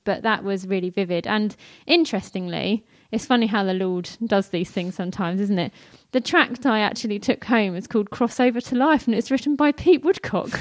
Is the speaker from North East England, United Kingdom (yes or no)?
no; London, United Kingdom; I grew up in North London, which some of you might be able to tell from some of my accent occasionally. I don't pronounce my T and H's